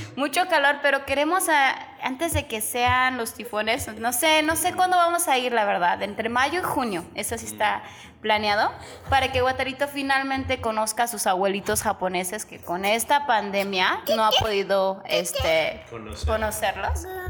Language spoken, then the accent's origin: Spanish; Mexico; moved away as an adult; now in Japan; soy mexicana.